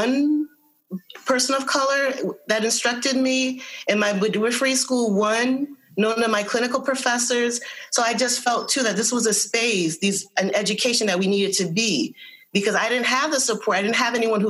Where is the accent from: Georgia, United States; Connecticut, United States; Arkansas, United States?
Connecticut, United States; Windsor; also born or lived in Hartford, Connecticut; I am born in Hartford. I grew up in Windsor.